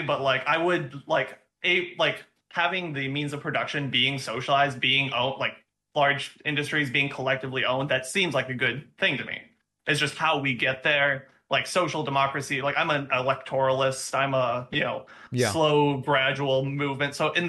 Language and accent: English; Minnesota, United States; And I'm also originally from Minnesota